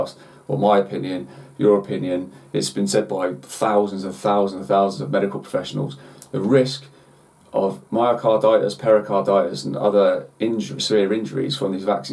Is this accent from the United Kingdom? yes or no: yes; United Kingdom; as British people